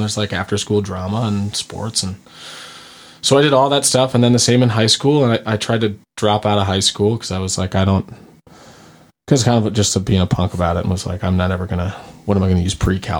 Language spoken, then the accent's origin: English; Vermont, United States; also born or lived in North Carolina; I'm from Vermont, but I went to school in North Carolina.